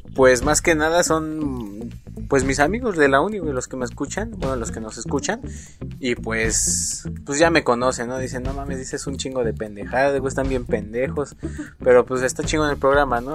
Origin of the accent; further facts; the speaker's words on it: Mexico; como buenos mexicanos que somos